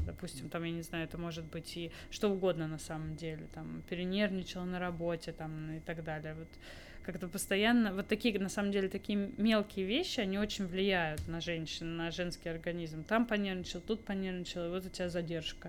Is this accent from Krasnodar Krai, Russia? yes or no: no; Moscow, Russia; also born or lived in Netherlands; Я вообще из Москвы изначально mm-hmm. родилась здесь, закончила очень классную школу